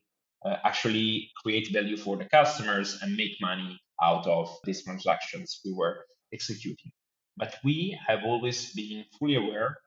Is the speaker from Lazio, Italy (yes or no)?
no; Tuscany, Italy; moved away as an adult; also born or lived in London; now in Milan, Italy; from Tuscany, where is my hometown